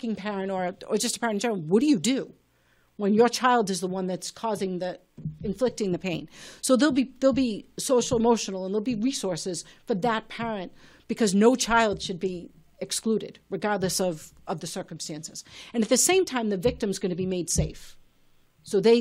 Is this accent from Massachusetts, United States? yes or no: yes; Malden, Massachusetts, United States; coming from being born and brought up in Ward 7 and living on the same street as I have since I was four